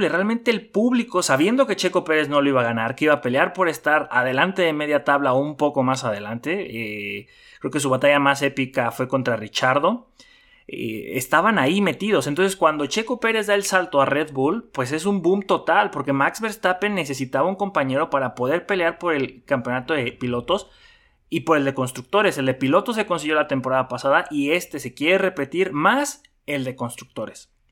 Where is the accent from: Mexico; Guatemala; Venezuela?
Mexico; pero como mexicano, pues mm, no me gusta.